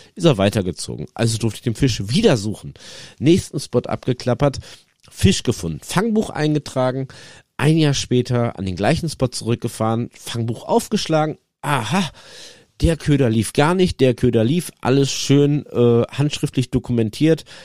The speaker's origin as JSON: {"language": "German", "region": "North Rhine-Westphalia", "country": "Germany", "also_born_or_lived": "Netherlands", "said": "hier bei uns, äh, NRW, wo ich herkomme aus der Region"}